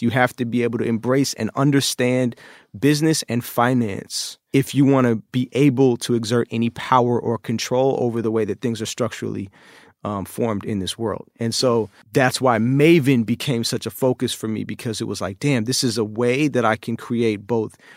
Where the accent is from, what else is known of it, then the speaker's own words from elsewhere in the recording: Oakland, California, United States; moved away as an adult; also born or lived in China; the chaos in my early life growing up in Oakland